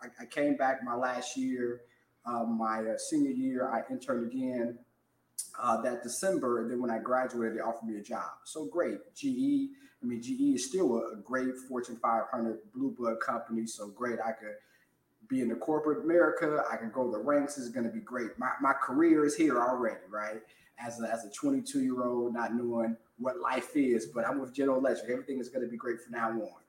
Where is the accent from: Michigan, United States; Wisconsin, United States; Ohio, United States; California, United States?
Ohio, United States; Cincinnati; moved away as an adult; also born or lived in Nashville, Tennessee / Jacksonville, Florida; I'm a certified financial planner, born and raised in Cincinnati.